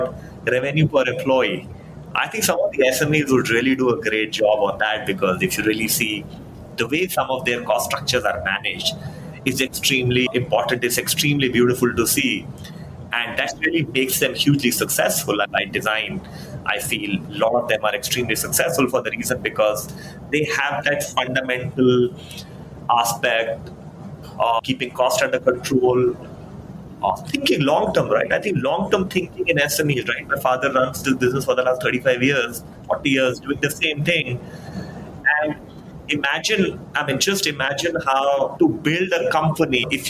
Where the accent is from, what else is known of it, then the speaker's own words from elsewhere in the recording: Faridabad, Haryana, India; I come from Faridabad